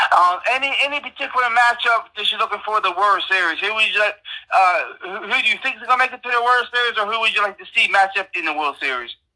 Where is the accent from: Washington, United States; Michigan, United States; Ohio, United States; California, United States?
Ohio, United States; moved away as an adult; also born or lived in Florida; I was born and raised in Ohio